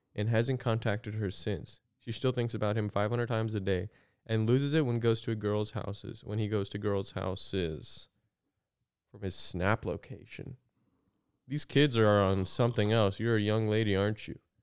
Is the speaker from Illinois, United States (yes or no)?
yes; Southern Illinois, United States; I grew up in Southern Illinois